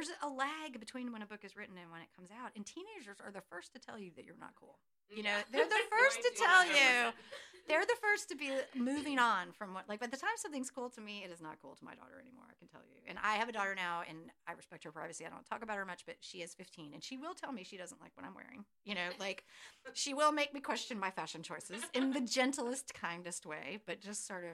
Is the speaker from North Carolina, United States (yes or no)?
yes; Chapel Hill, North Carolina, United States; I grew up hanging out on Franklin Street in front of the post office